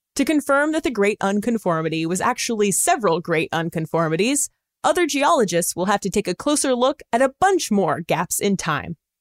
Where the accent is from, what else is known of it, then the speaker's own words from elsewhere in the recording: California, United States; I'm from California